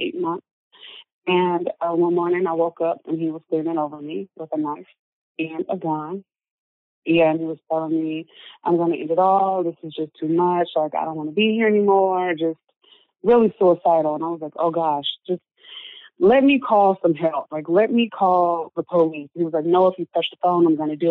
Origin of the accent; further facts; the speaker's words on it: Memphis, Tennessee, United States; moved away; I grew up in Memphis, Tennessee